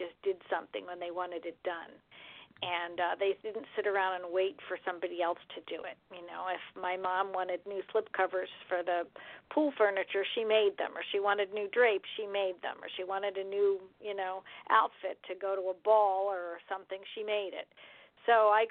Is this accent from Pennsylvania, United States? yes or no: yes; Lansdale, Pennsylvania, United States; I was born in Lansdale, Pennsylvania